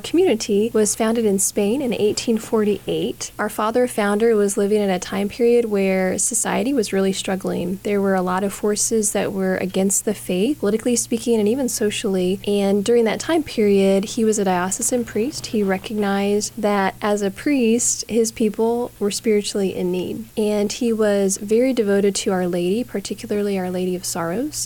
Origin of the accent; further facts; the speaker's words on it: Wichita, Kansas, United States; I am originally from Wichita